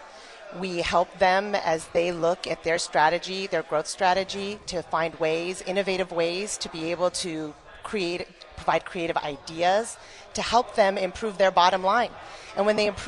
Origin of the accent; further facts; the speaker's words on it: Canada; moved away as an adult; now in Michigan, United States; I actually was born and raised in Canada